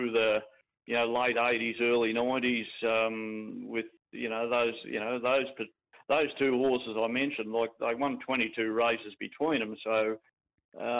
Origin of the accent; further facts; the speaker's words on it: Bort, Victoria, Australia; also born or lived in Melbourne; I was born and raised in Bort, but I spent about 3 or 4 years in Melbourne.